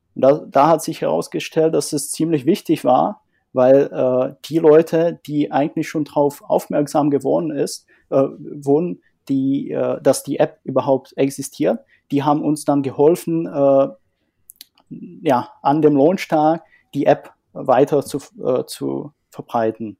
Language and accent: German; northern Czech Republic, Czechia; moved away as an adult; also born or lived in Dresden, Germany; now in Germany; komme ursprünglich aus Tschechien und äh, lebe seit einigen Jahren in Deutschland